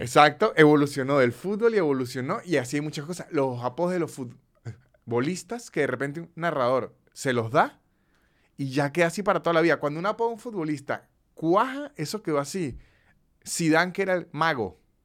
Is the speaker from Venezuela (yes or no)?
yes; Venezuelan Andes, Venezuela; a la gente de los Andes nos dicen brutos